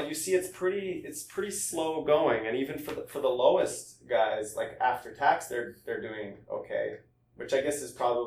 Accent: Canada; I'm Canadian

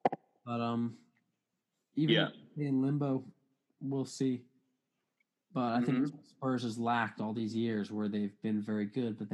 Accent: United States; as an American

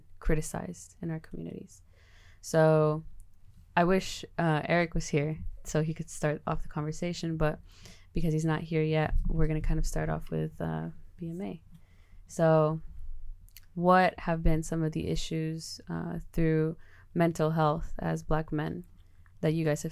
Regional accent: Los Angeles, California, United States; moved away; I'm from Los Angeles, California, not the real LA, outside Outer Banks of LA or anything like that, the suburbs or anything like that. I'm from South Central California.

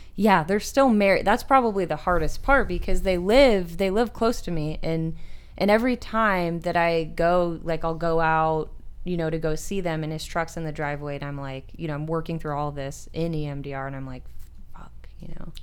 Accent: Marseilles, Illinois, United States; now in Arizona, United States; I'm from the Midwest

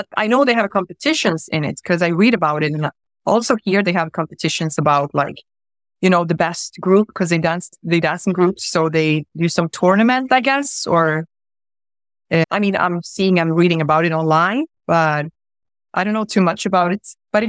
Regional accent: Gothenburg, Västra Götaland, Sweden; also born or lived in Croatia; I lived there for 3 months and I came to Sweden, to Gothenburg, at the age of 3 months. And I grew up in Sweden.

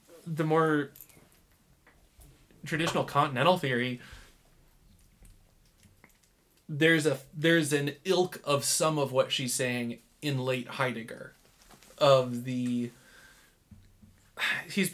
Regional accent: Michigan, United States; now in Salt Lake City, United States; I'm from Michigan

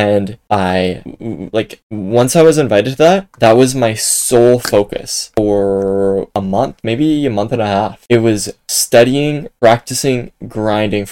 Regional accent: Canada; I'm from Canada, so I learned French in high school

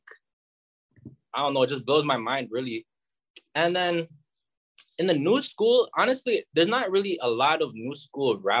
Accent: Brampton, Ontario, Canada; also born or lived in Mississauga; I was born in Mississauga, actually, for like a little bit, maybe for like 4 months. And then I moved to Brampton when I was 4 months. And then since then, I just been here in Brampton, really.

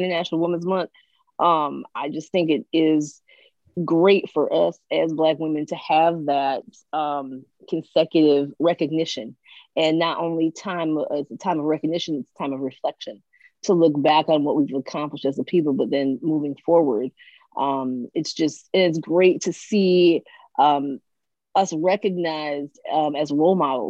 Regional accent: Grand Rapids, Michigan, United States; I am from Michigan, from Grand Rapids, Michigan

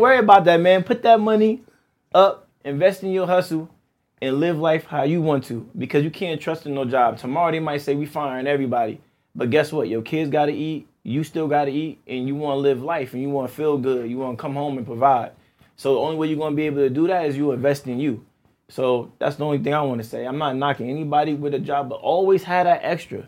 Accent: East Orange, New Jersey, United States; growing up in East Orange

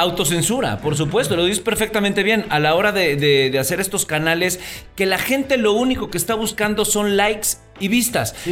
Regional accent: Alvarado, Veracruz, Mexico; allá por mi pueblo había muchísimo tiburón

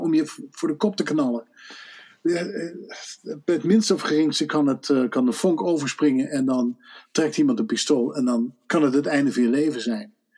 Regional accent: Netherlands; moved away as an adult; now in United States; als je als Hollander op een gegeven moment emigreert, wat ik twintig jaar geleden heb gedaan

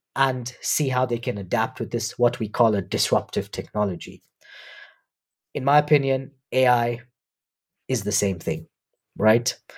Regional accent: Nairobi, Kenya; also born or lived in University of Warwick, United Kingdom; I was born in Nairobi. I've grown up here.

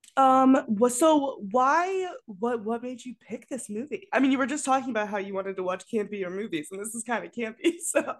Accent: Colorado, United States; I grew up in Colorado

